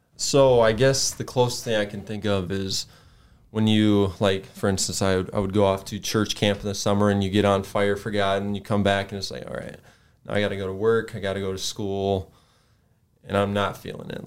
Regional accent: Sioux Falls, South Dakota, United States; I grew up here in Sioux Falls

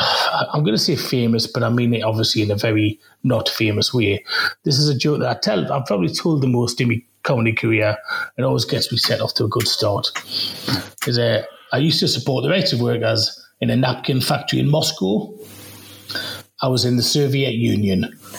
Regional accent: Walsall, West Midlands, United Kingdom; When I was younger, growing up in Walsall, we didn't have much money.

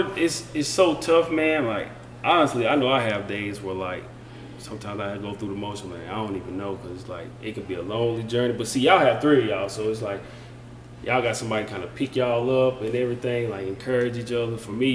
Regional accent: Jonesville, South Carolina, United States; Well, I'm from Jonesville, South Carolina.

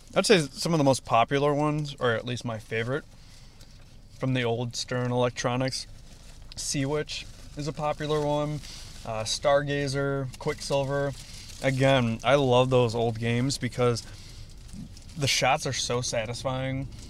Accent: Arlington Heights, Illinois, United States; also born or lived in New York; now in Chicago, United States; grew up in Arlington Heights. So I've, I mean, I was born in New York, but predominantly moved, lived in the Illinois area

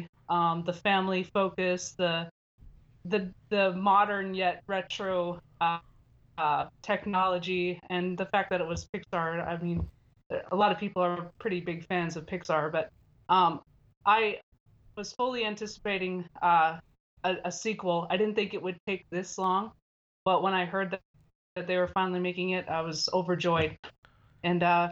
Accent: Minnesota, United States; moved away as an adult; now in Lompoc, United States; I'm originally from Minnesota

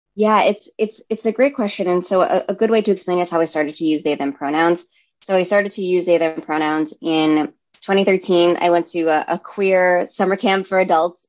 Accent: New York City, New York, United States; also born or lived in Brooklyn, New York; I grew up in Staten Island, which is in New York City

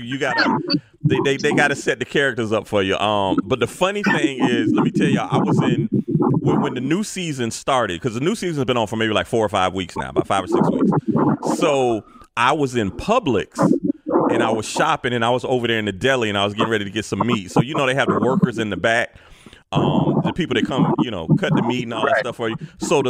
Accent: Jacksonville, Florida, United States; me and Gene, we grew up in Jacksonville.

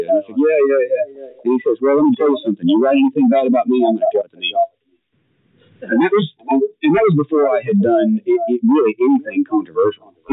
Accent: Oklahoma, United States; now in Vermont, United States; I'm from Oklahoma. Talk about Flatlander.

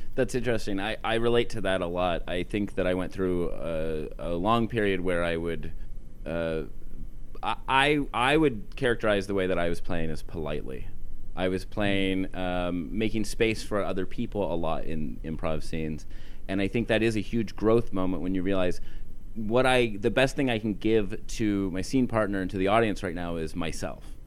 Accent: Western Pennsylvania, United States; I'm from Western Pennsylvania. Uh, my town was uh, established before

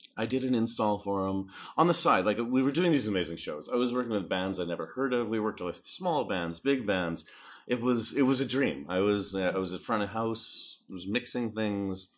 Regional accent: Canada; moved away; also born or lived in Saskatoon, Saskatchewan / Texas; I started in Canada. I'm, I'm Canadian

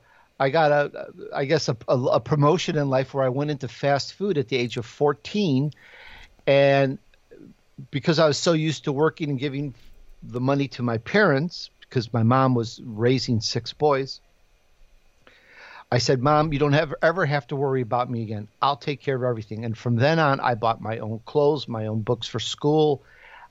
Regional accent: Chicago, Illinois, United States; accent: Chicago; moved away; also born or lived in Sicily, Italy; And I grew up in Chicago

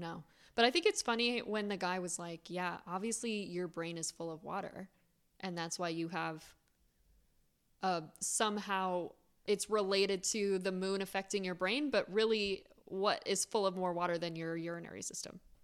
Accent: Florida, United States; I grew up in Florida

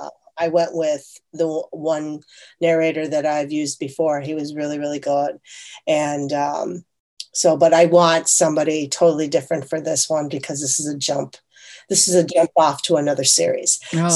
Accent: South Korea; born there; my kids are first generation Korean Italian because I was born in South Korea.

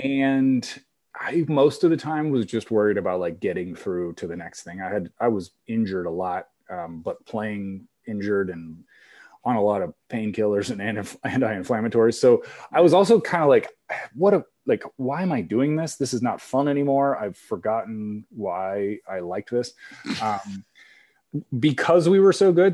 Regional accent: Kansas, United States; moved away as an adult; also born or lived in Iowa; I'm from Kansas, but went to Iowa State

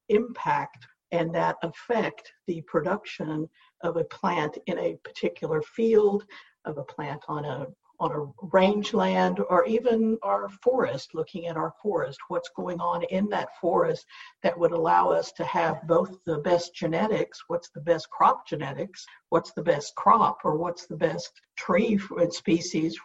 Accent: Southwest Oklahoma, United States; I grew up in Southwest Oklahoma

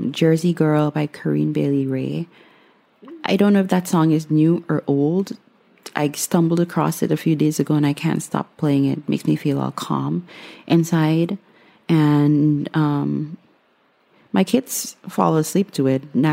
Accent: Guyana; moved away as an adult; now in United States; I was born and raised in Guyana, the only English-speaking country in South America.

